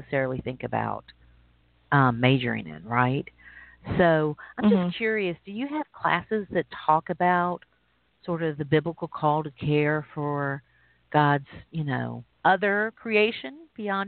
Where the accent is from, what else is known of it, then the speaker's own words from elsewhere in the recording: Gulf Coast, United States; I'm from the Gulf Coast